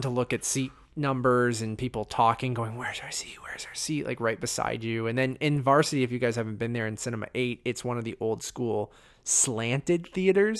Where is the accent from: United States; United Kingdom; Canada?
Canada; as a Canadian